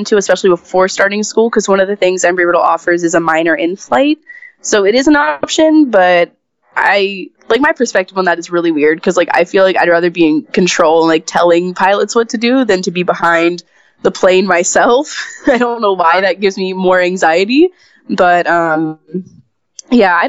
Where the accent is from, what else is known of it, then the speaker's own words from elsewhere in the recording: Florida, United States; I've lived in Florida my entire life. I have never moved